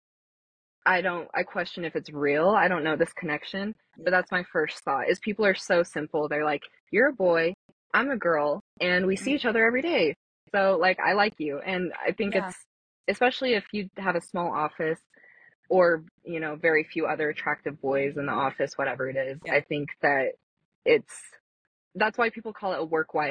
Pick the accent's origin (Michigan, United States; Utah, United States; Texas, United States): Utah, United States; Saratoga Springs; also born or lived in Salt Lake City, Utah; I grew up in Saratoga, Mormonville.